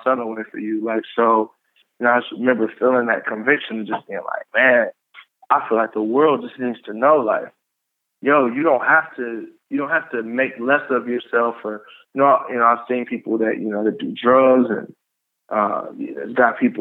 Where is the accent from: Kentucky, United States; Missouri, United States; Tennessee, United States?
Tennessee, United States; Columbia; also born or lived in Pontiac, Michigan; I'm from Pontiac, Michigan. I grew up in Columbia, Tennessee.